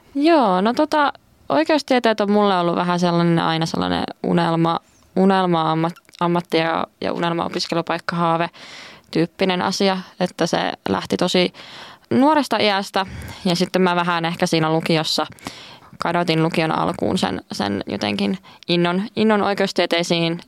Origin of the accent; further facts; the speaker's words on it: Kuopio, North Savo, Finland; moved away as an adult; now in Joensuu, Finland; kotikotiin menin Kuopioon, eli Savosta, Savosta